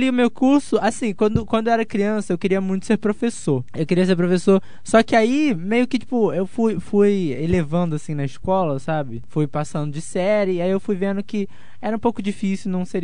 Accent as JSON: {"language": "Portuguese", "region": "Rio de Janeiro", "country": "Brazil", "said": "da cidade inteira, porque eu sou da Baixada, entendeu?"}